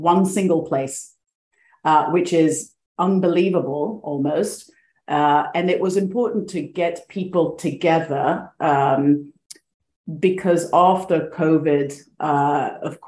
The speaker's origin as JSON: {"language": "English", "country": "Greece", "tie": "born or raised there", "also_born_or_lived": "Sweden", "moved": "yes", "said": "I was born in Sweden, but grew up most of my life in Greece"}